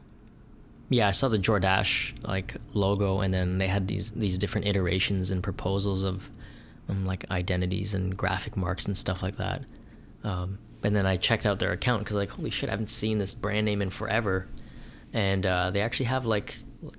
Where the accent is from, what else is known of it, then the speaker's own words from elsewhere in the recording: Thornhill, Ontario, Canada; growing up in Thornhill, which is it's like 30, maybe 20 minutes north, central north of downtown Toronto